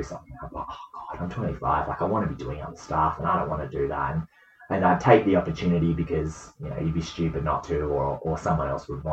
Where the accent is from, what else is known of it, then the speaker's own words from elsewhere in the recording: Western Australia, Australia; as an Australian netballer, as a WA netballer